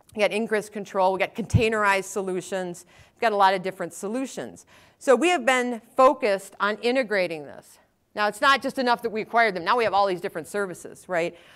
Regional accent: Wisconsin, United States; I'm from Wisconsin, so you can just, you don't have to ask that one if you hear the, hear the accent

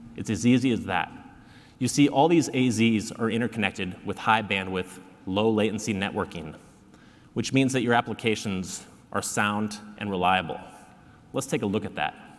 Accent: South Dakota, United States; now in Seattle, United States; I was born and raised in South Dakota

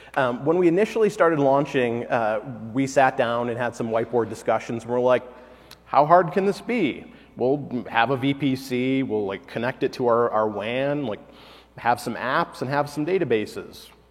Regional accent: Detroit, Michigan, United States; moved away; I'm originally from Detroit

